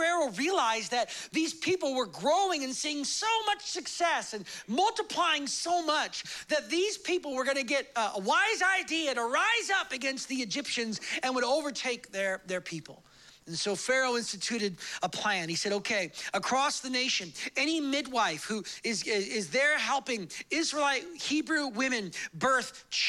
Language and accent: English; United States; I'm American and I like loud church.